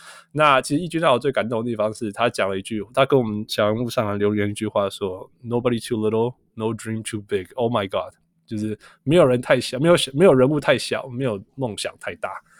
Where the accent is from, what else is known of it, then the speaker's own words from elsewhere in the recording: Taiwan; first language Taiwanese Hokkien; Chinese is a second language; 台湾话，我不讲台湾话，因为你没有那个环境，因为讲的人越来越少。但是，you know 当当我听到我的母语的时候，我会觉得我在家里